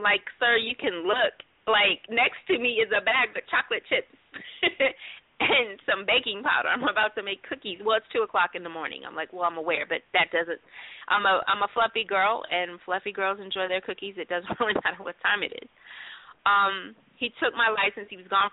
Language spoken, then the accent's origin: English; Ohio, United States; I'm from Ohio. I am from about 15 minutes, maybe 2 or 3 exits away from where John Crawford was shot in the Walmart.